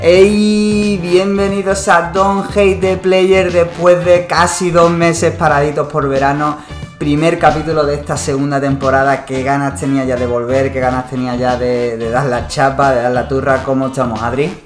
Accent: Málaga, Andalusia, Spain; en Málaga, que nosotros somos de Málaga

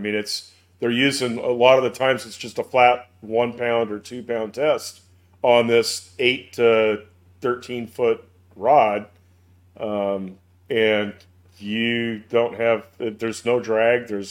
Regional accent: the West, United States; now in the South, United States; growing up in the West

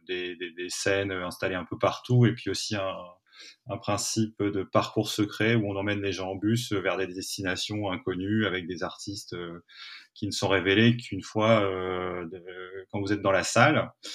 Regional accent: Aulnoye-Aymeries, Hauts-de-France, France; dans une petite ville qui s'appelle olno emery où j'ai grandi

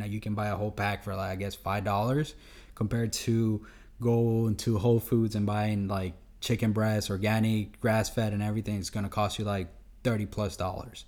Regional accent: Honduras; we're from Honduras

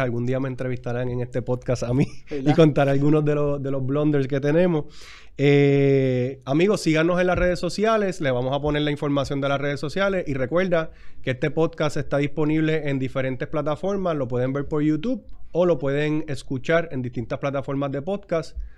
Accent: Puerto Rico; somos boricuas

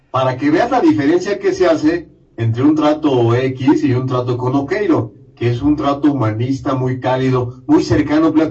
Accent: Mexico; los consejos de la abuela son lo que siempre sale a relucir en cualquier lado, ¿eh? más en nosotros como mexicanos.

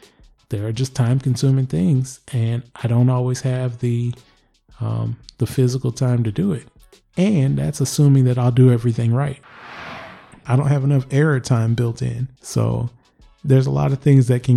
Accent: Michigan, United States; I am from Michigan. Yes, that is the Motor City right around where I'm at.

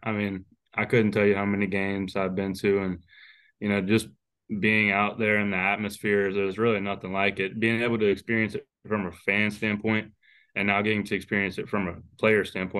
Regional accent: Baton Rouge, Louisiana, United States; I'm actually from Baton Rouge, about 25 minutes away from Alex Box Stadium.

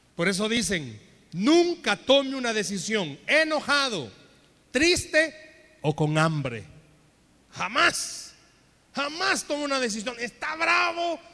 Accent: El Salvador; En buen salvadoreño

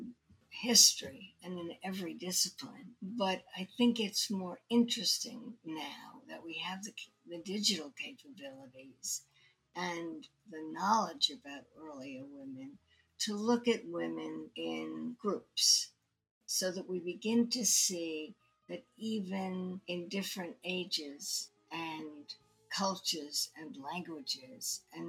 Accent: New York City, New York, United States; I grew up in Brooklyn, and I read everything that I could at the Brooklyn

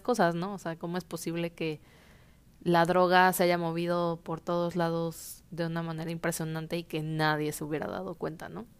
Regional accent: Mexico; nosotros como mexicanos

